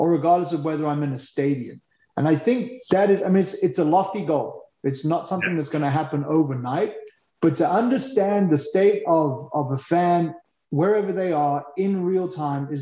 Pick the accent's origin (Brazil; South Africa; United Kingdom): South Africa; being a South African